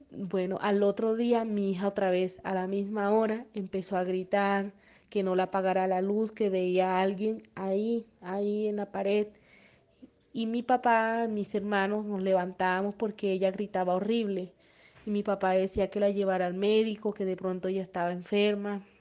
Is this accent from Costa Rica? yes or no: no; Colombia; Buenos días, eh, soy de Colombia y quisiera compartir que a mi hija le han pasado varias cositas desde que era bebé.